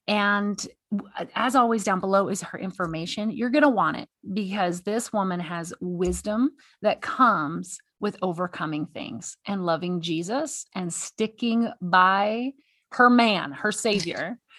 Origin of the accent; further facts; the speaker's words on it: the South, United States; Stephanie and I have a lot of common. We're both from the South.